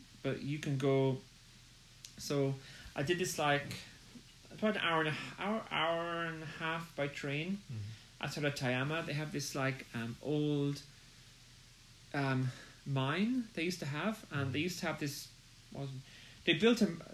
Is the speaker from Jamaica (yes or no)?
no; Ireland; I'm from Ireland